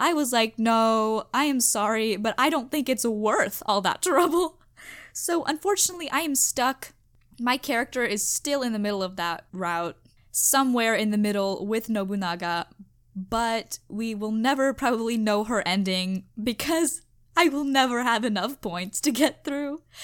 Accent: United States; I'm American

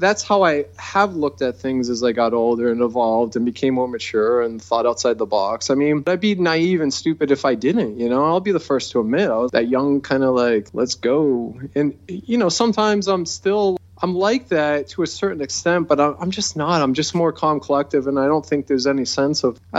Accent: near San Jose, California, United States; I was born right near San Jose, California, and I used to go there when I was a kid

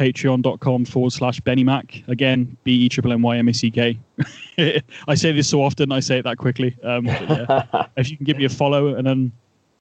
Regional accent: England, United Kingdom; being Englishman

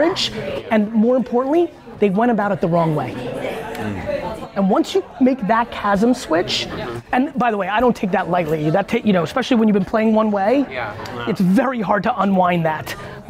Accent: Edison, New Jersey, United States; I grew up in Edison, New Jersey, where all my best friends were Indian immigrants

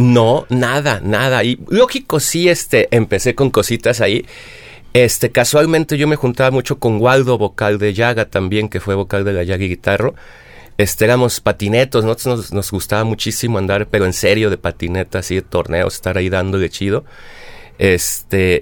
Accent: Mexico; uno como mexicano

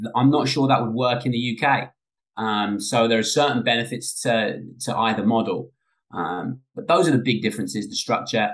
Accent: England, United Kingdom; now in United States; Growing up in England

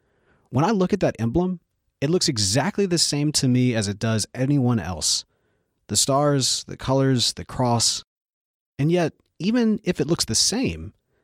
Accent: Mississippi, United States; Mississippi, our home state. For me, I was born in Mississippi, and I've lived here almost my entire life. And I'm a white guy. And my family has been here for generations.

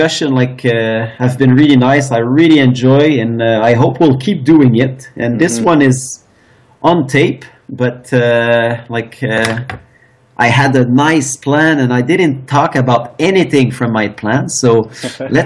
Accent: Eastern Canada, Canada; I'm from Eastern Canada

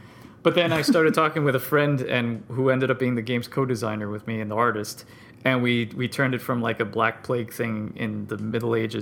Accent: South Florida, United States; I grew up in South Florida

